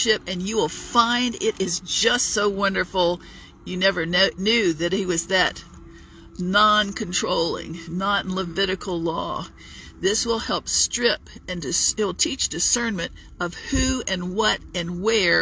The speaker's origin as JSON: {"language": "English", "town": "Virginia Beach", "region": "Virginia", "country": "United States", "also_born_or_lived": "Dallas-Fort Worth area, Texas / Charlotte region", "moved": "as an adult", "lives_now": "Charlotte, United States", "said": "I was from Virginia Beach"}